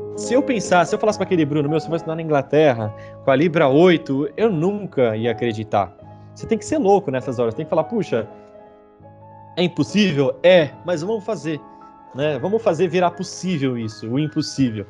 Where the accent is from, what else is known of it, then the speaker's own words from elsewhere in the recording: Brazil; moved away as an adult; now in Manchester, United Kingdom; sendo brasileiro